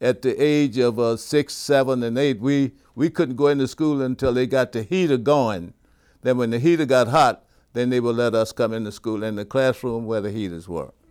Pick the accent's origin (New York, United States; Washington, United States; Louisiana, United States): Louisiana, United States; Zachary; also born or lived in Baton Rouge, Louisiana / Scotlandville, Louisiana; I grew up in, uh, East Baton Rouge Parish as well, but you can call it Zachary, Louisiana.